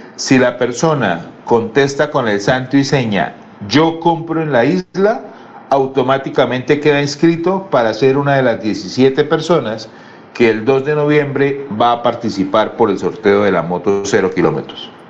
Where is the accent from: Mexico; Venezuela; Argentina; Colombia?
Colombia; Bucaramanga, Santander; todos los que somos de Bucaramanga y el área de influencia